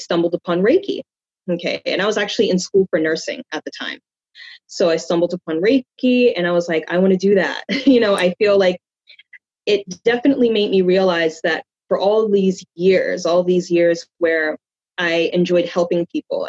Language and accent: English; New York, United States; I was born and raised in New York, so I've been here all of my life